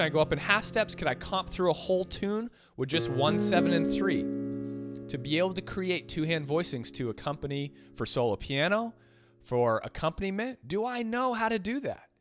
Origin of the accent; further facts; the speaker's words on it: Boston, Massachusetts, United States; moved away; I'm from Boston originally. And the Boston folk, if all you guys know many people from Boston or the East Coast in general, we're usually straight shooters